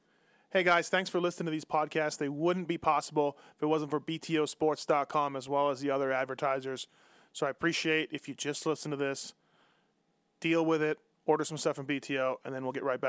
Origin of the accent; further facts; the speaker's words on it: Canada; now in United States; I'm Canadian. I live in America.